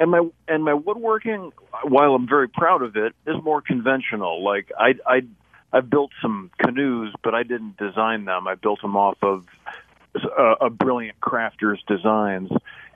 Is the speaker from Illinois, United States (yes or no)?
yes; Minooka, Illinois, United States; He was the mayor of Manuka, my hometown.